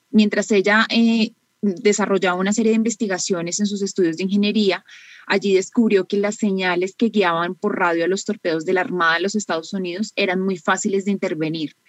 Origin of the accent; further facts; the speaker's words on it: Colombia; soy colombiana